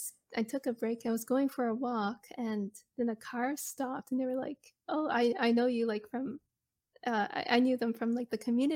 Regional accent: Chester, Nova Scotia, Canada; Like, I'm originally from the Chester Hubbards area.

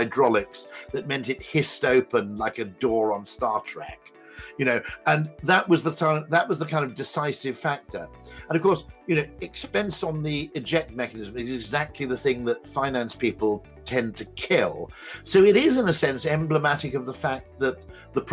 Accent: United Kingdom; I'm a Brit

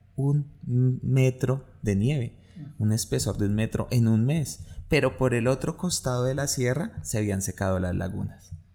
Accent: Colombia; nosotros como colombianos

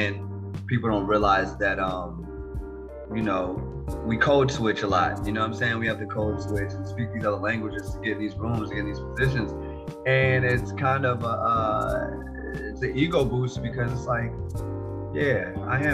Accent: Chicago, Illinois, United States; I'm from Chicago

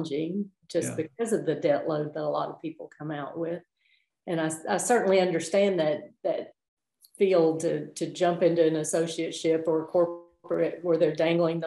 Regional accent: Eastern Kentucky, United States; moved away; I grew up in Eastern Kentucky in a very rural area

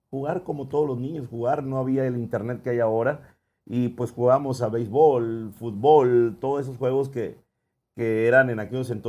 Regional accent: Ciudad Obregón, Sonora, Mexico; also born or lived in San Ignacio Río Muerto; nací aquí en el Seguro Social de aquí de Ciudad Obregón, Sonora.

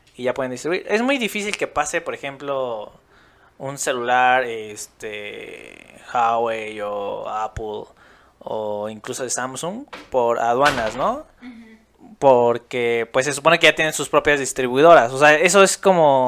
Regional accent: Mexico; nosotros como mexicanos

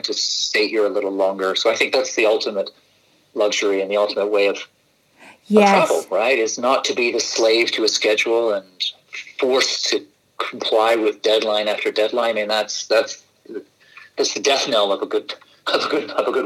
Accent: Canada; moved away; also born or lived in Scotland / Edinburgh / Brazil / Buenos Aires, Argentina; I was brought up in Canada, so I was born in Scotland

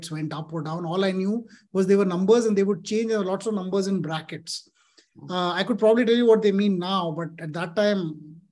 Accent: Delhi, India; I grew up in Delhi.

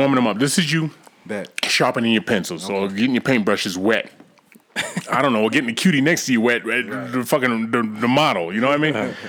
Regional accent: Boston, Massachusetts, United States; because I'm from Boston. I'm from Roxbury.

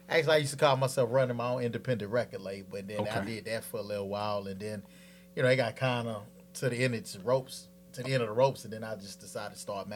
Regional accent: Port Arthur, Texas, United States; also born or lived in Sacramento / Kansas / Germany; now in Houston, United States; I was born in Sacramento, California. I spent most of my life in Port Arthur, Texas

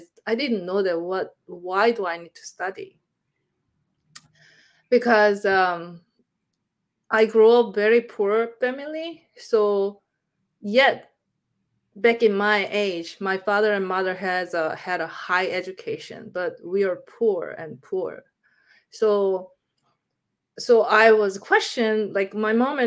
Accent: Busan, South Korea; English is a second language; moved away; I'm from Busan

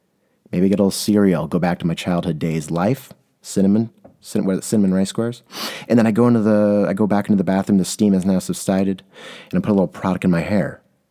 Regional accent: San Diego, California, United States; now in Portland, United States; And when I came here, I'm coming from San Diego, California, where if it drizzles, everything stops.

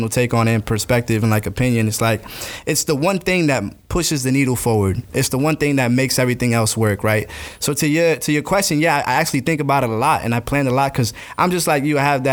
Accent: St. Augustine, Florida, United States; also born or lived in New Jersey / Gainesville, Florida; now in Jacksonville, United States; I was raised in St. Augustine because I was, I think, around 10 years old when I actually came down.

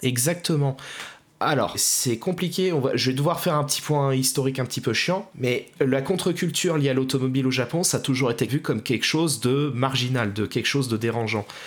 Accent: France; chez nous en France

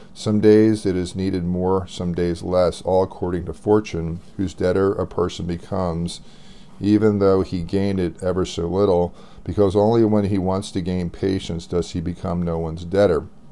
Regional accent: United States; I'm American

